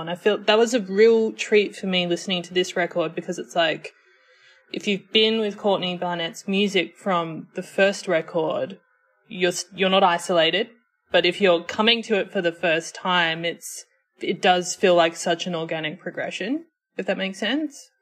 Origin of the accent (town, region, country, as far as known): Australia; accent: Australian